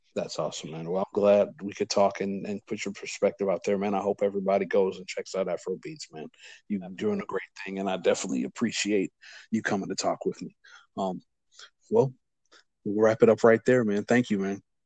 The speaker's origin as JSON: {"language": "English", "region": "Louisiana", "country": "United States", "said": "I'm from Louisiana"}